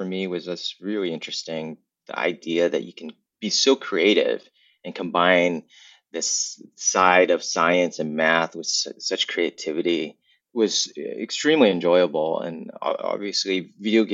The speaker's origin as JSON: {"language": "English", "region": "Southern California", "country": "United States", "tie": "born or raised there", "also_born_or_lived": "Vietnam", "said": "I grew up in Southern California. So I was born in Vietnam, left as a war refugee, and spent most of my life in California"}